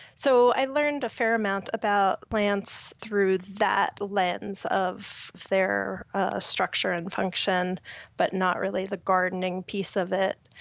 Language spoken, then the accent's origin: English; Long Island, New York, United States; moved away as an adult; now in Boulder, Colorado, United States; I grew up on Long Island